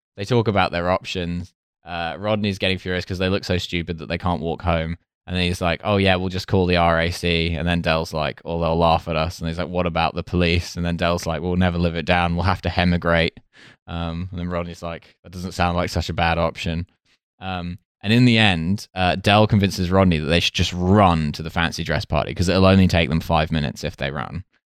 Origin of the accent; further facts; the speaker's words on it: Essex, East of England, United Kingdom; growing up in Essex, which is an extremely Cockney part of the world